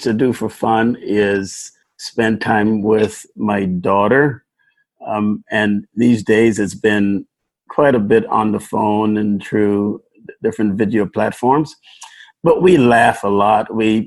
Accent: Guyana; also born or lived in New York City, United States / New Jersey, United States; now in West Michigan, United States; I'm from Guyana, South America.

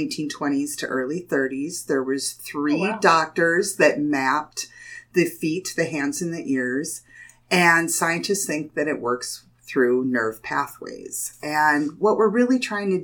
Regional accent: Jamestown, North Dakota, United States; I've been born and raised in Jamestown. I've lived here in Jamestown, North Dakota my whole life.

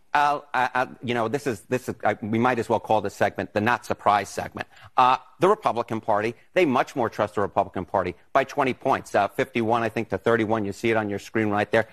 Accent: Long Island, New York, United States; moved away as an adult; also born or lived in Brooklyn, New York; now in Florida, United States; I'm a true New Yorker. I was born in Brooklyn. I grew up in Long Island.

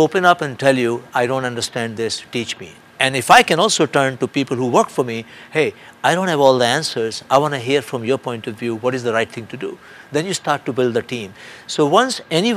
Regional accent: India; now in United States; I'm a free world person in the United States, and I come from India, another democratic country

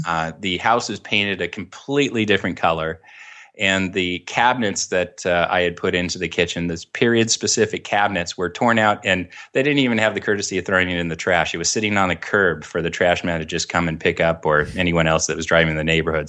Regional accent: Orange County, California, United States; I grew up down in Orange County

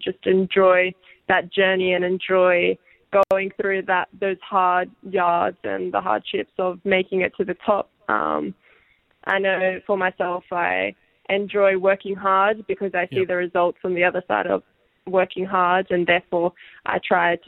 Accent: Sydney, New South Wales, Australia; at home in Sydney

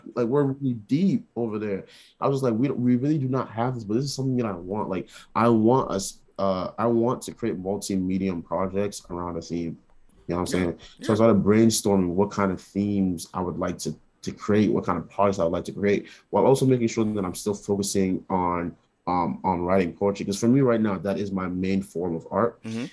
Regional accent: New York City, New York, United States; moved away as an adult; now in Rhode Island, United States; I was born in New York

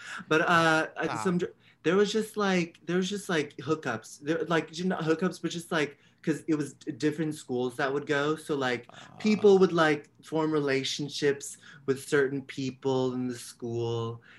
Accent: San Francisco, California, United States; San Francisco. Yeah.

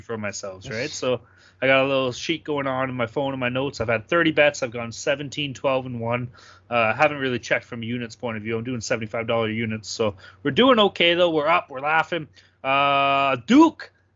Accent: Canada; as a Canadian

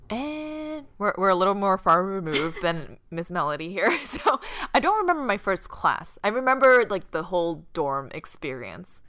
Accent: Boston, Massachusetts, United States; moved away as an adult; I grew up in Boston.

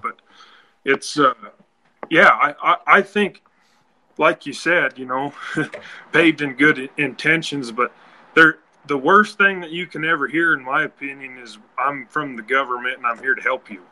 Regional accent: Wyoming, United States; where we are, we're from Wyoming, and the wind always blows

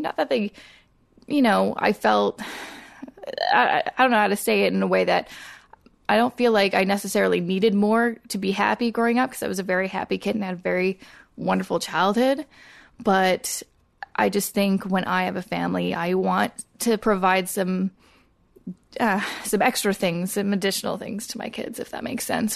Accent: Coquitlam, British Columbia, Canada; I grew up in Coquitlam, which is a suburb about thirty minutes outside of Vancouver.

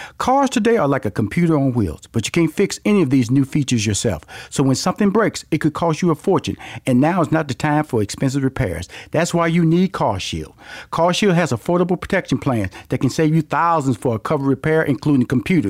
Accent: Houston, Texas, United States; I'm from Houston, Texas. I'm country. So I'm country. Okay. Used to say I'm country. And don't let the suit fool you. Don't let the semi-articulation may fool you. Your boy is straight up out of Fifth Ward, Texas.

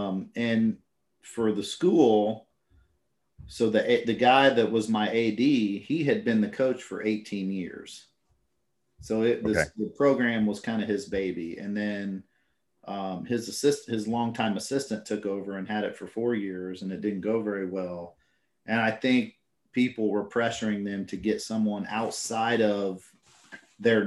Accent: Indiana, United States; moved away; I'm from Indiana

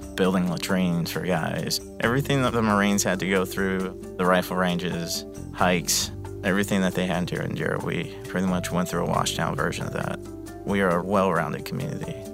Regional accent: Palm Bay, Florida, United States; I'm from Palm Bay, Florida

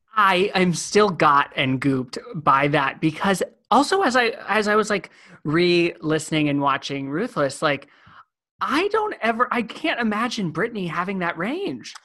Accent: California, United States; moved away; I'm from California originally.

